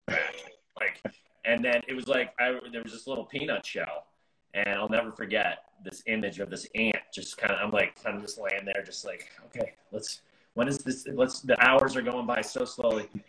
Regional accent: United States; I'm an American

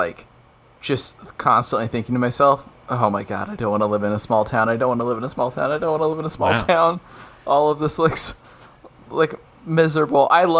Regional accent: New York, United States; That's my North Bath accent. Hey, I'm from New York.

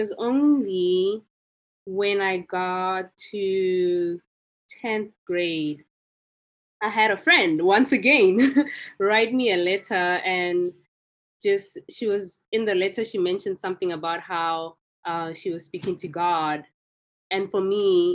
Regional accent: South Africa; growing up in South Africa

